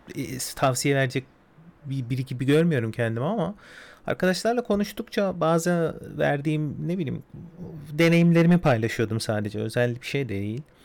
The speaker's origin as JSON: {"language": "Turkish", "region": "Istanbul", "country": "Turkey", "tie": "born or raised there", "said": "İstanbul'da doğdum, büyüdüm"}